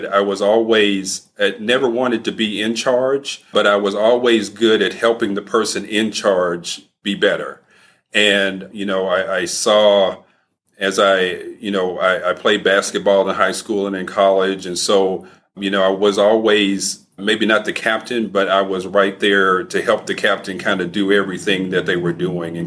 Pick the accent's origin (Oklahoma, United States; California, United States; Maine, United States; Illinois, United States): Oklahoma, United States; Muskogee; growing up in a small town in northern Oklahoma